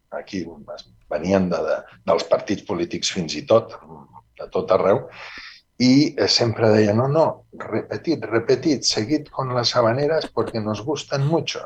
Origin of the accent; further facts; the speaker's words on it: Barcelona, Catalonia, Spain; also born or lived in Manresa (family); now in Vitoria, Spain; jo sóc de Barcelona.